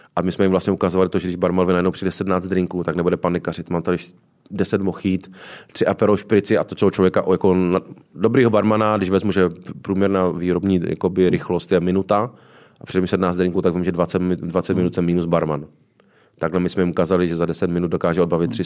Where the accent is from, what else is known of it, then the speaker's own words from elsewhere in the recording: Ostrava, Moravian-Silesian Region, Czechia; moved away as an adult; also born or lived in Prague; now in Karlovy Vary, Czech Republic; Já jsem se z Ostravy dostal do Prahy, abych se následně dostal z, vlastně z úplného východu na úplný západ